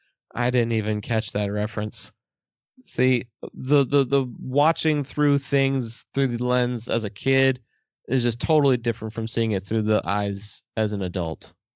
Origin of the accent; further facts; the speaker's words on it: Texas, United States; I'm from Texas.